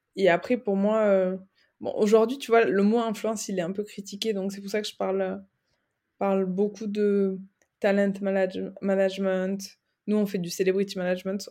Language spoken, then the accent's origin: French; Aveyron, Occitania, France; moved away as an adult; also born or lived in Toulouse / Dublin / Barcelona; now in Paris, France; je suis originaire du sud euh, de la France, de l'Aveyron, entre Toulouse et Montpellier